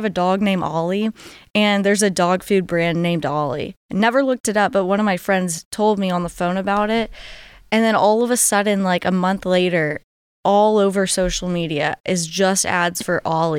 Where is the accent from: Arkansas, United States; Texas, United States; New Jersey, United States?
Texas, United States; Houston; now in College Station, United States; Yeah, I'm from Houston, but live in College Station.